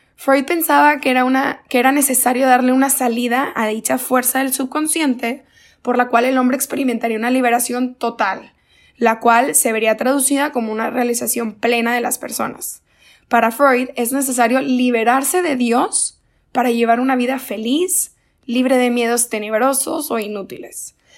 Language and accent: Spanish; Monterrey, Nuevo León, Mexico; soy de Monterrey, Nuevo León